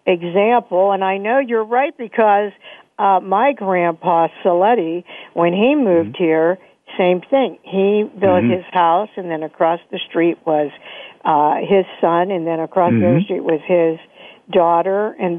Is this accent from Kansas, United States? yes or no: no; Pittsburgh, Pennsylvania, United States; I love Pittsburgh. I'm from Pittsburgh.